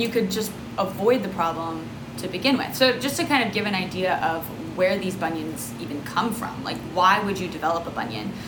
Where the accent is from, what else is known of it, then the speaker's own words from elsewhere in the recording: Texas, United States; Growing up in Texas, I was able to be barefoot most of the year